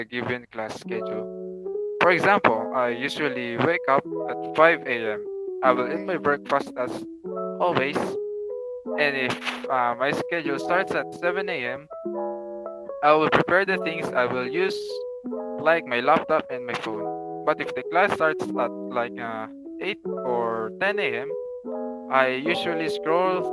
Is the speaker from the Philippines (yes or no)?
yes; Philippines; our culture as a Filipino